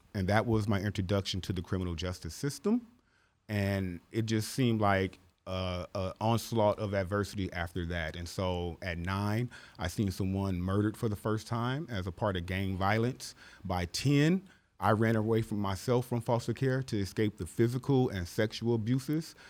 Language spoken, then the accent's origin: English; Los Angeles, California, United States; born or raised there; also born or lived in Midwest